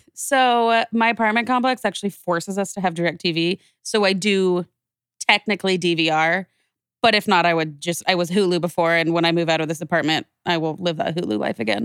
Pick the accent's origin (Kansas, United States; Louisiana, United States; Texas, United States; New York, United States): Kansas, United States; Wichita; moved away as an adult; also born or lived in Nebraska; now in Phoenix, United States; growing up in, in Wichita, and I stayed in Wichita for college, and I was there until I came out here to Phoenix